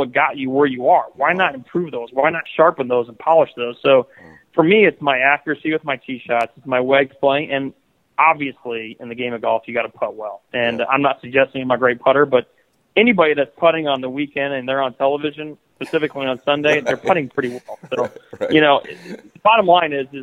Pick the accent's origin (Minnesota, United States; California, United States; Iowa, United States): Iowa, United States; growing up in Iowa